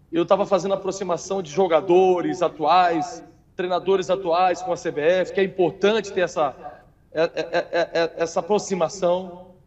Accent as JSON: {"language": "Portuguese", "town": "Brasília", "region": "Federal District", "country": "Brazil", "tie": "born there", "lives_now": "Aracaju, Brazil", "said": "É, eu sou nascido em Brasília."}